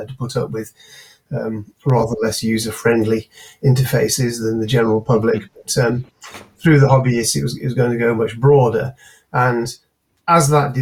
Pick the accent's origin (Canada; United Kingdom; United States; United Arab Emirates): United Kingdom; Manchester, North West England; also born or lived in Cambridge; I was born and brought up in South Manchester, or north edge of Cheshire, that's in Manchester suburbs